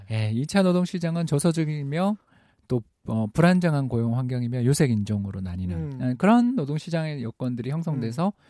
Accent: South Korea; 제 고향이기도 합니다.

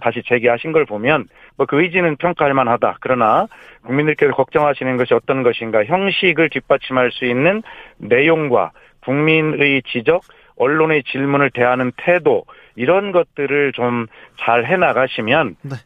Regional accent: Gongju, South Chungcheong, South Korea; moved away; 제 고향 충남 공주에 와서

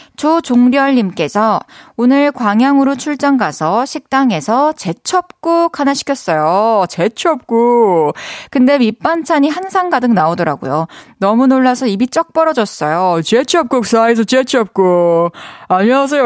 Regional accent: Busan, South Korea; 부산 사람으로서.

